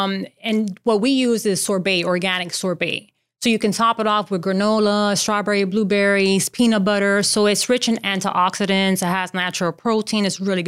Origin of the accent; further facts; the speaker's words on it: Miami, Florida, United States; I'm from Miami, Florida.